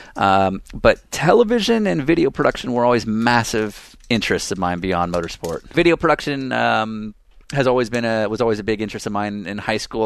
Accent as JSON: {"language": "English", "town": "San Francisco", "region": "California", "country": "United States", "tie": "born or raised there", "also_born_or_lived": "Los Angeles", "said": "I grew up in San Francisco."}